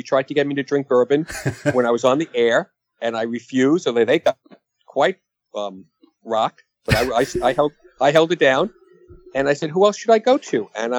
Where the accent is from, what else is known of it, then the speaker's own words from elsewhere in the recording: New York City, New York, United States; I grew up in the Bronx, which is why I talk like this.